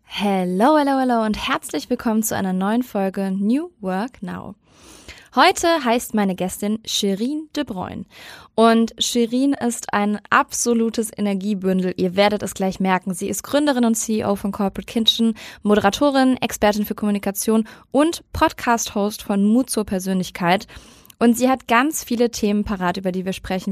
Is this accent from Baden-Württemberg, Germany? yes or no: no; Cologne, North Rhine-Westphalia, Germany; now in Hamburg, Germany; meiner alten Heimat Köln sitzt du ja gerade